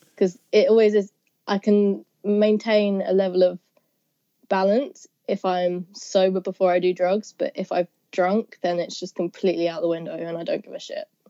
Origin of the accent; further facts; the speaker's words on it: South East England, United Kingdom; I'm from Southeast England kind of near London, but not near enough to say that I'm actually from London